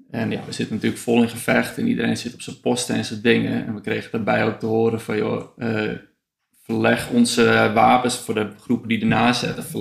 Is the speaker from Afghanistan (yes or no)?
yes; Afghanistan; Nee, ik heb, dat ik uit Afghanistan kwam, uh, ja, waarschijnlijk is dus wel echt een beetje bot eh, te zijn geweest ook.